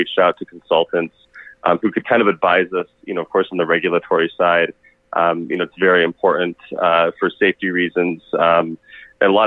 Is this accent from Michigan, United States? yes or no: yes; Michigan, United States; also born or lived in Arizona / Los Angeles; now in Phoenix, United States; I grew up in Michigan